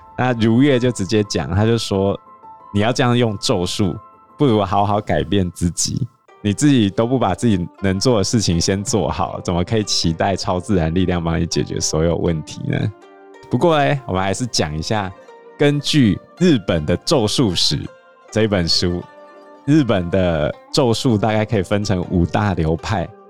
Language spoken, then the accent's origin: Chinese; Taiwan; 我们台湾人